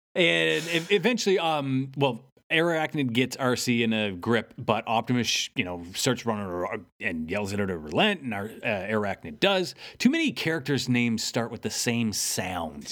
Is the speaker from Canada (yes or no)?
yes; Canada; I'm Canadian.